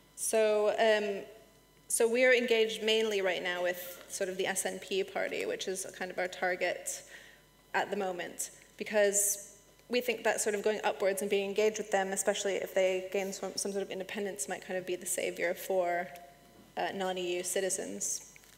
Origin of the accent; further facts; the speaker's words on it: United States; moved away as an adult; now in United Kingdom; I'm American